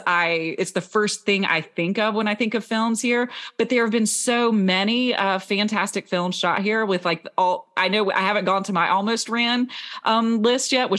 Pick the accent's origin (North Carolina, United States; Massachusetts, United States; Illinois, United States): North Carolina, United States; Concord; Concord, which is my hometown where I was born and raised